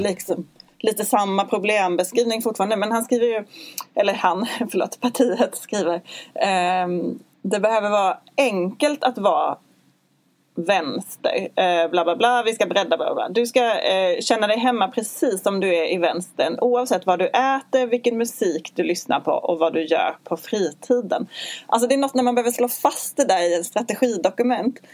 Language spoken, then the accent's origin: Swedish; Skåne, Sweden; Jag har ju en mer dansk livsstil eftersom jag kommer från Skåne